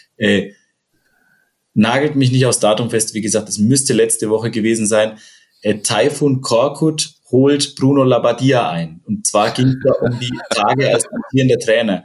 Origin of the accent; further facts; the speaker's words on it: Upper Franconia, Bavaria, Germany; now in Hesse, Germany; ich bin ja Oberfranke